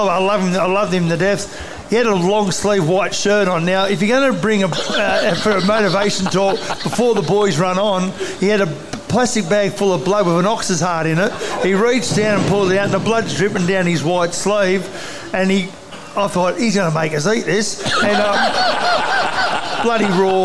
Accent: Parramatta, New South Wales, Australia; I grew up in Parramatta. I was a Parramatta junior.

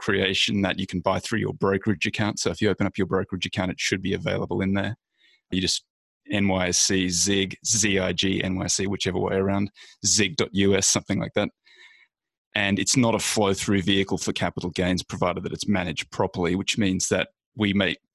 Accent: Australia; moved away as an adult; now in United States; I'm clearly Australian. I've been in the States for about a decade now.

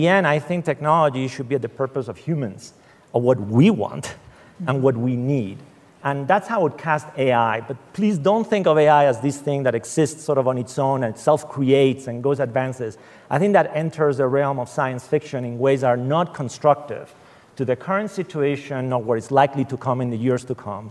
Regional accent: Spain; moved away; I come in from Spain

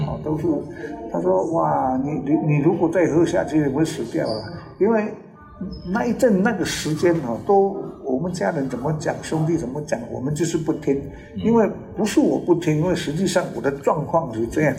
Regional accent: Nanao, Yilan County, Taiwan; Chinese is a second language; 那个时候是因为我们在南澳

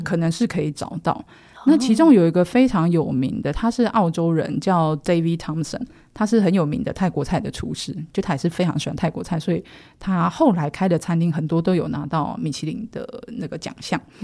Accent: Taiwan; moved away as an adult; also born or lived in Shanghai / Thailand; 我是土生土长台湾人

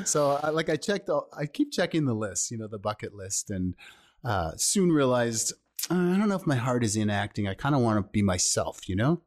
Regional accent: Thunder Bay, Ontario, Canada; also born or lived in Toronto; I was born in Thunder Bay, Ontario, which is also in Canada

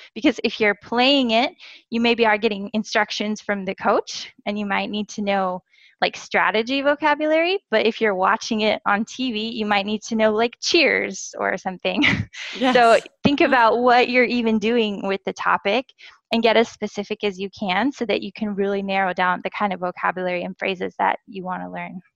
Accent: United States; first language English; moved away as an adult; also born or lived in Korea; I am a native English speaker from the USA

